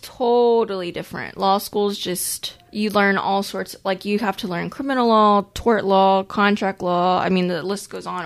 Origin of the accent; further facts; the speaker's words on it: Corpus Christi, Texas, United States; I'm from Corpus Christi too, which is a, a smaller city